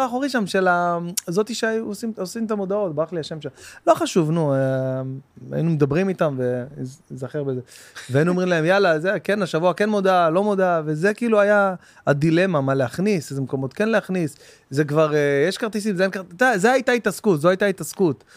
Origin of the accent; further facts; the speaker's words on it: Bat Yam, Tel Aviv District, Israel; also born or lived in Jerusalem; עברנו מירושלים ל, אה, לבת ים, שהייתי מכיתה ב'